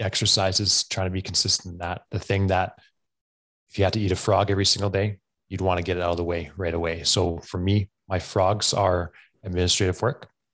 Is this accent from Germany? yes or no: no; Alberta, Canada; I am from Camarillos, Alberta, Canada